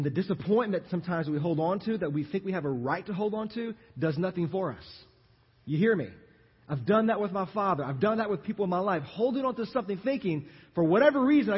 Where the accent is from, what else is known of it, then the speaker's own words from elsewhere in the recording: Louisiana, United States; moved away as an adult; now in Texas, United States; I am from Louisiana